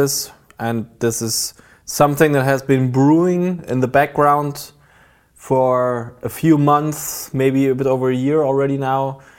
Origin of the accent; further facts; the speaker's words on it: Berlin, Germany; And it also had a significance for my hometown, Berlin